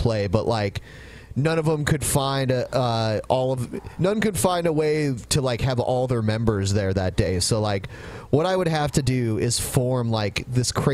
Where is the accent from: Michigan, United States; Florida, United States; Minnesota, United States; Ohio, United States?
Ohio, United States; Toledo; born or raised there